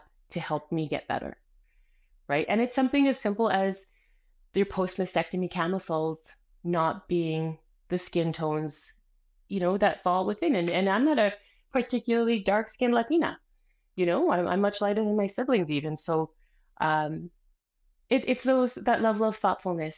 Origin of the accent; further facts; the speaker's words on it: Canada; first language Spanish; English is a second language; also born or lived in Colombia; I'm from Colombia. I was born in Canada, but my parents arrived the year before I was born. So they hadn't quite realized that they left the country yet, you know? So I was very much raised in Colombia inside of Canada